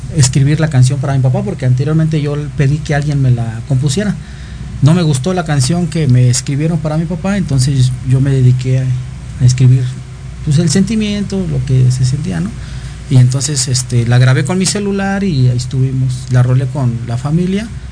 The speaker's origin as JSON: {"language": "Spanish", "town": "Chimalhuacán", "region": "State of Mexico", "country": "Mexico", "said": "Aquí andamos representando Chimahuacán"}